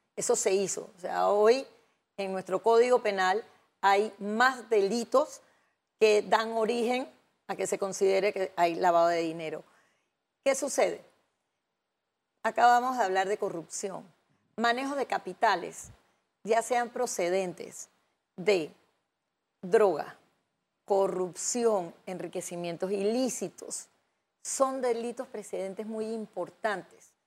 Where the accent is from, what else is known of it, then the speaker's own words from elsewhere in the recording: Panama; nosotros, como panameños